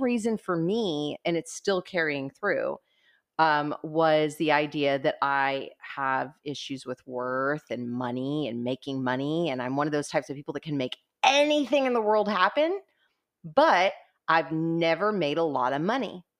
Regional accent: Corpus Christi, Texas, United States; we're both from Corpus Christi

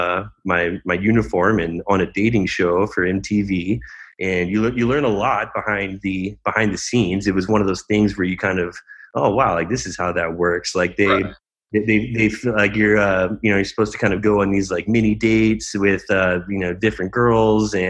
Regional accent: Dallas, Texas, United States; now in Scottsdale, United States; I'm from Dallas, the Dallas area originally, but I've been in Scottsdale for about 15 years

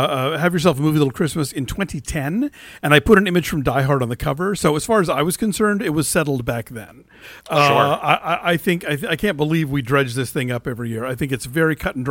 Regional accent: United States; I'm an American

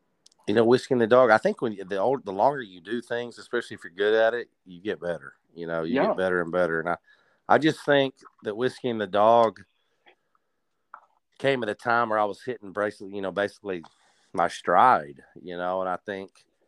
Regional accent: Odessa, Texas, United States; growing up in a small town in West Texas, being from the country, you know, it definitely changes you. It affects how you grow up. And, you know, Friday Night Lights, I'm from Odessa, Texas

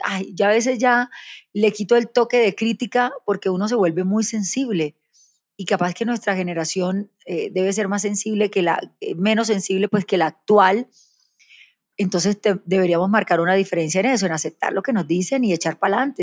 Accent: Barranquilla, Atlántico, Colombia; also born or lived in Soledad, Atlántico; nací en Soledad Atlántico, me crié en Barranquilla

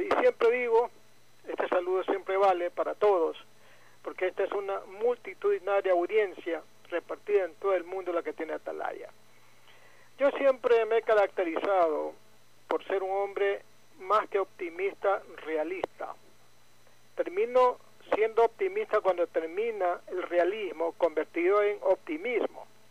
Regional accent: Ecuador; now in Guayaquil, Ecuador; el resto somos ecuatorianos

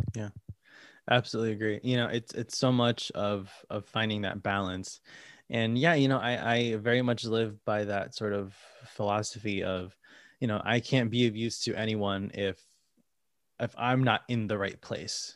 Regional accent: Connecticut, United States; moved away as an adult; now in New York, United States; I'm from Connecticut, you know, an hour and a half away from here, not too far

